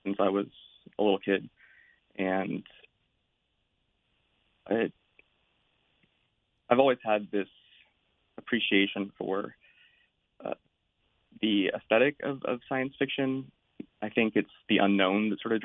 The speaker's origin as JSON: {"language": "English", "town": "Salinas", "region": "California", "country": "United States", "also_born_or_lived": "Berkeley, California", "said": "I'm from Salinas, California. It's sort of an agricultural town on the central coast"}